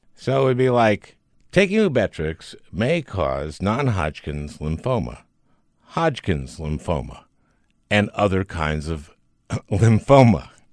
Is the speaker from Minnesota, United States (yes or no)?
yes; Minneapolis, Minnesota, United States; moved away; my hometown